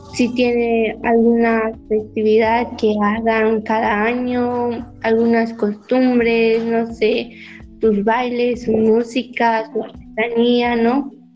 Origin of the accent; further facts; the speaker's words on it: Yucatán, Mexico; Me siento orgullosa de ser yucateca